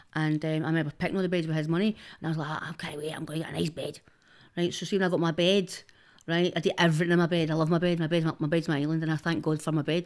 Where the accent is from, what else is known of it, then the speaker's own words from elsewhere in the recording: Glasgow, Scotland, United Kingdom; I'm from Denison